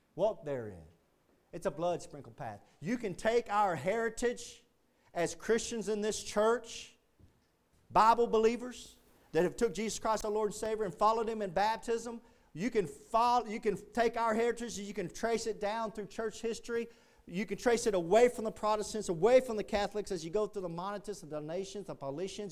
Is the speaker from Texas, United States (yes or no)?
yes; Texas, United States; being a Texan